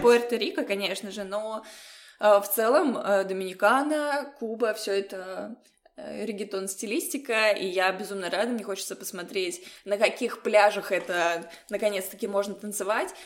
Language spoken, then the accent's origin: Russian; Saint Petersburg, Russia; Я из Петербурга